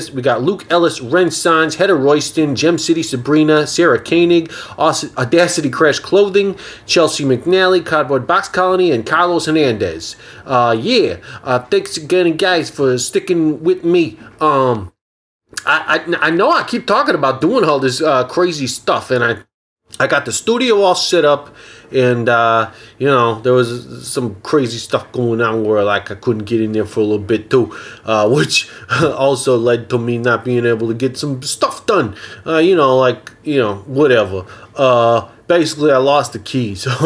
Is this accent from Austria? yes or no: yes; Austria; I'm from Austria originally, yeah.